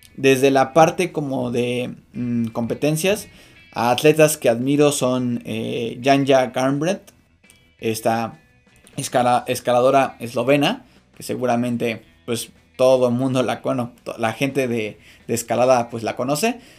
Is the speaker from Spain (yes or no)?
no; Mexico